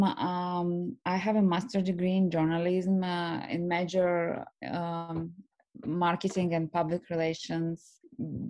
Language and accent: English; Russia; moved away as an adult; also born or lived in Florida, United States; now in Los Angeles, United States; I'm originally from Russia and moved to US 6 years ago.